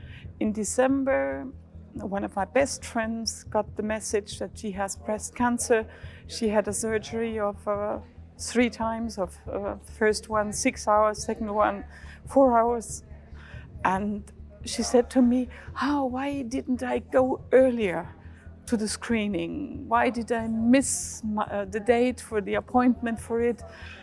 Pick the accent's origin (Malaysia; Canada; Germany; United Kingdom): Germany; I'm stemming from Germany.